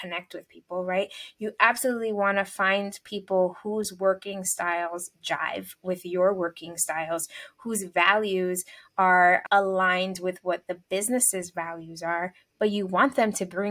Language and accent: English; New York City, New York, United States; moved away as an adult; now in Long Island, United States; a person who was born and raised in New York City and has lived there most of my life